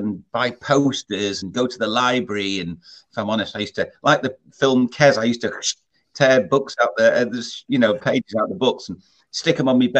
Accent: Scarisbrick, North West England, United Kingdom; I was brought up in Lancashire, a place called, you probably wouldn't have heard of it, but I'll tell you, the nearest town is called Southport. But I was just outside a place called Scaresbrick

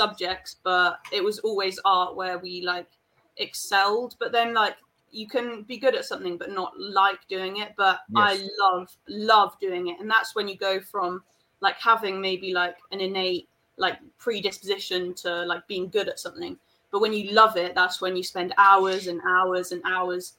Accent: Spain; we grew up in Spain

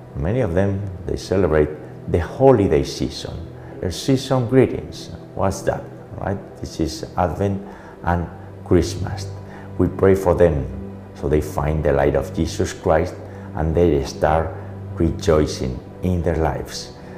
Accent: Navarre, Spain; the Kingdom of Navarre, my hometown

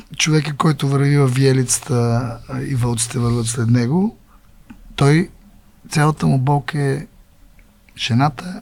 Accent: Bulgaria; аз съм българин, аз съм българин

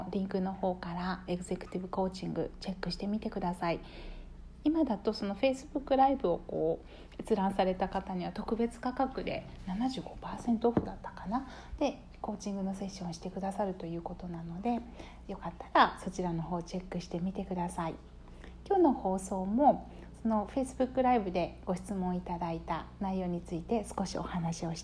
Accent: Kyushu, Japan; あの私たち同じ九州の出身なんですけれども

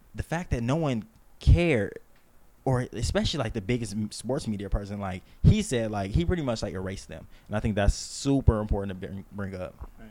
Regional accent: Las Vegas, Nevada, United States; I'm from Vegas. That's my home. That's my stomping ground

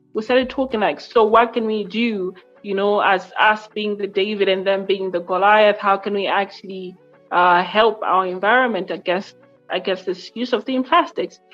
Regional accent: Lilongwe, Central Region, Malawi; I am from Lilongwe, Malawi

